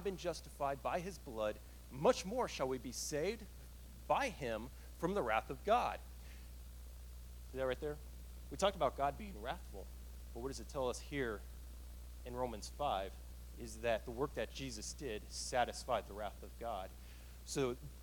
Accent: Killeen, Texas, United States; moved away; If I were in Killeen, I grew up in Killeen

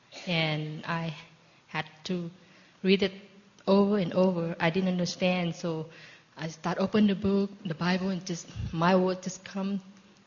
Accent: Thailand; moved away as an adult; I was born in Thailand, and growing up with a very mild Buddhist family

